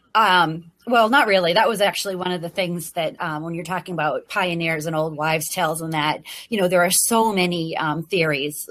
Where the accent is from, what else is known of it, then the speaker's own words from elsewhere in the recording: New England, United States; also born or lived in Virginia; now in Maine, United States; I grew up in New England